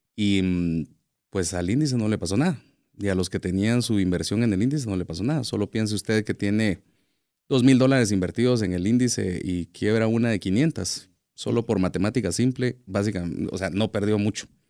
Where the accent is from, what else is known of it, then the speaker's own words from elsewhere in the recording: Guatemala; nosotros como guatemaltecos